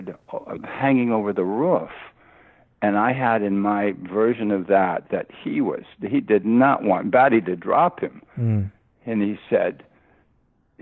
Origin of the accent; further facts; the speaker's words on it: United States; I'm an American